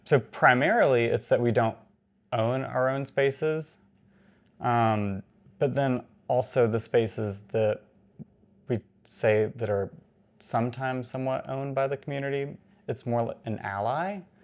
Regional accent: Atlanta, Georgia, United States; I'm from Atlanta.

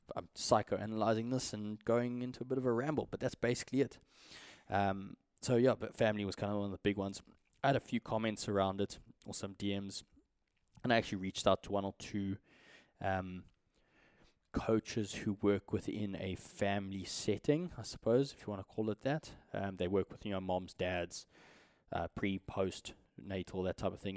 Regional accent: South Africa; as a South African

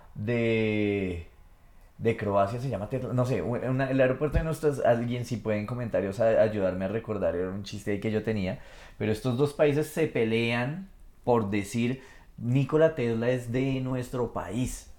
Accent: Colombia; Como colombiano

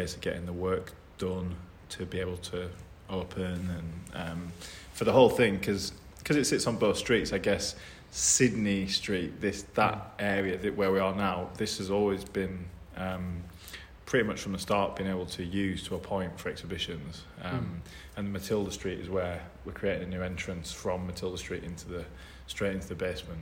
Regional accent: Burnley, North West England, United Kingdom; moved away as an adult; also born or lived in Hull / London; now in Sheffield, United Kingdom; originally from Hull, but then my family moved to Burnley when I was younger, so like East Lancashire

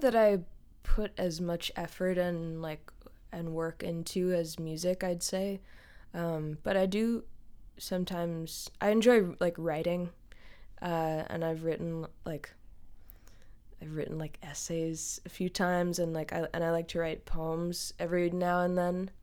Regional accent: the Berkshires, Western Massachusetts, United States; now in Brooklyn, United States; I live in Brooklyn, New York, um, though I'm originally from Western Massachusetts, uh, from an area called the Berkshires

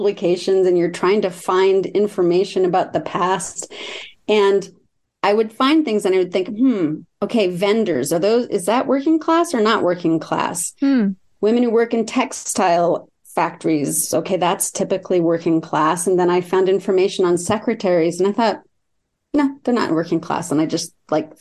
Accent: San Francisco Bay Area, California, United States; also born or lived in Watsonville, California; I was born in Watsonville, California, grew up in the San Francisco Bay Area

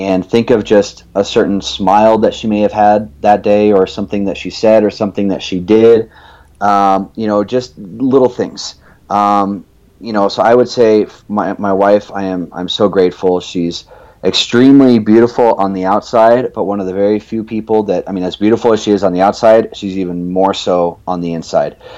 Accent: Evansville, Indiana, United States; also born or lived in Phoenix, Arizona; I considered that I grew up in southern Indiana. When I was 8 years old, my dad's job moved us out to southern Indiana in Evansville

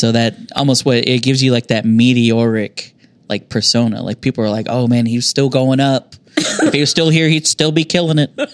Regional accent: United States; I grew up down on the South Side

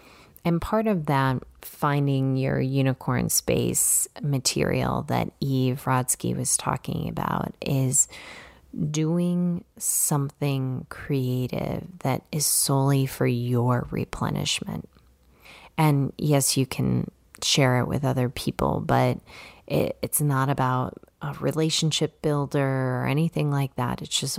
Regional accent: Chicago, Illinois, United States; You know, I grew up in the city. I grew up in Chicago, so I was not a paddleboarder.

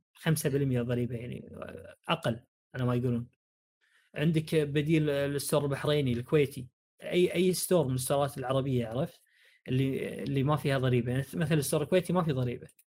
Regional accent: Saudi Arabia; عندنا بالسعوديه

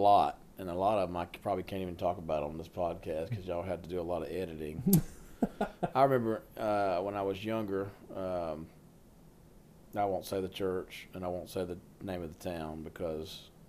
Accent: Alabama, United States; I was born and raised in Alabama. I told you that. And, grew up in church. I actually grew up Church of God.

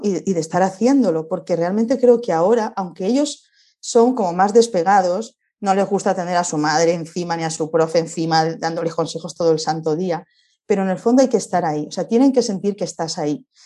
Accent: Spain; venimos de España, estamos viajando

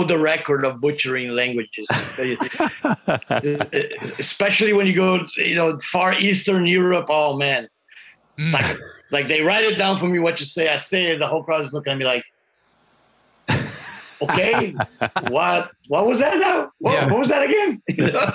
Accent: Brazil; English is a second language; I learned like a little bit in school in Brazil

